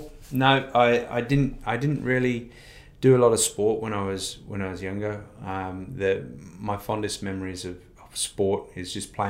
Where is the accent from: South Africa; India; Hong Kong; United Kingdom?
United Kingdom; Wolverhampton, West Midlands; now in Australia; I grew up in the UK. Okay. So I was born in the Midlands in Wolverhampton.